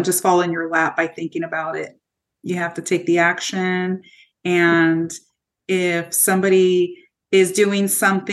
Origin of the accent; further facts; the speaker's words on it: Modesto, California, United States; also born or lived in Turlock; I grew up in Modesto